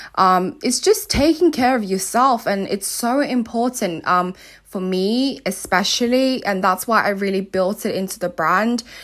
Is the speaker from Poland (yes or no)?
no; Nigeria; also born or lived in South Africa; now in United Kingdom; I grew up in Nigeria and South Africa